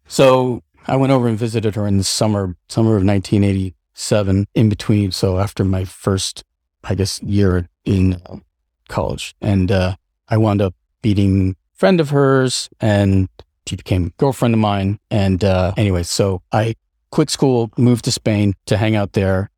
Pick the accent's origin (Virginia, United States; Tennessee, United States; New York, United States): New York, United States; upstate; also born or lived in Seattle, Washington / Colden Common, England; at a relatively uh, young age, our family moved to uh, rural, like upstate New York. And that's where I, uh, my sister and I uh, grew up